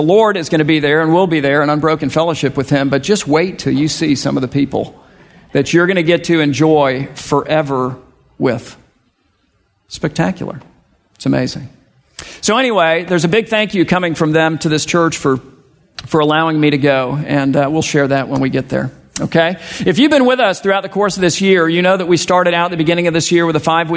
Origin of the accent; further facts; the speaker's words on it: South Florida, United States; I'm from South Florida